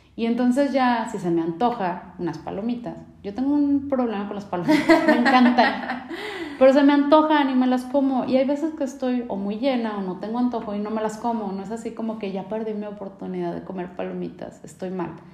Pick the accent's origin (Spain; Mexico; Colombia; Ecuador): Mexico; nosotros como mexicanos, latinos